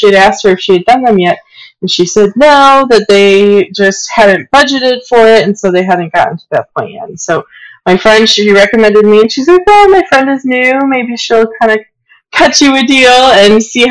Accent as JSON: {"language": "English", "town": "Aurora", "region": "Illinois", "country": "United States", "tie": "born or raised there", "also_born_or_lived": "West Chicago / Downers Grove", "said": "I grew up in Aurora. I was born there. And I lived in Aurora for all the first 18 years of my life throughout high school"}